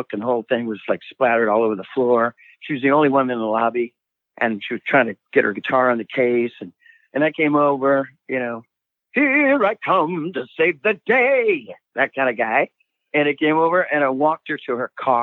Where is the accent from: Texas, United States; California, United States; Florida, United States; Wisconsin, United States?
California, United States; Sacramento; moved away; I grew up in Sacramento for a little while